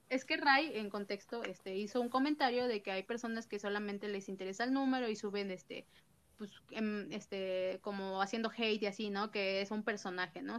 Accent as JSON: {"language": "Spanish", "region": "Mexico City", "country": "Mexico", "said": "yo soy de CDMX"}